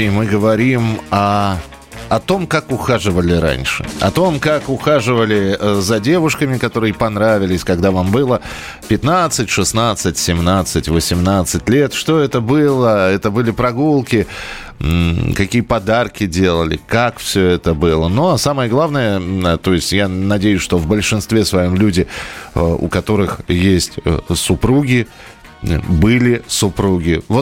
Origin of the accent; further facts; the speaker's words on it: Saransk, Mordovia, Russia; Но я из Саранска, а она из Нижнего Новгорода.